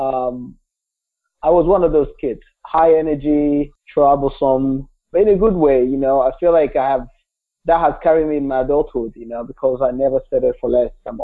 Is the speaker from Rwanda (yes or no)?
yes; Kigali, Rwanda; English is a second language; now in United States; I was born in Rwanda, just a small country in the center or east center part of the African continent. I grew up in Kigali, which is the capital